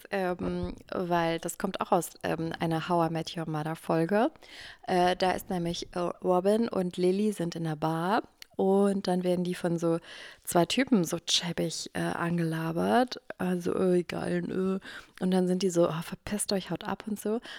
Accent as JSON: {"language": "German", "region": "Eifel", "country": "Germany", "said": "Ja, ich komme auch aus der Eifel."}